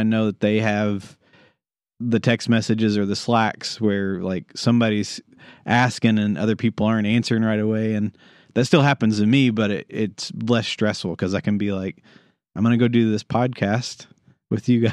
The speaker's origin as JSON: {"language": "English", "country": "United States", "tie": "born or raised there", "said": "I grew up in Garrett County"}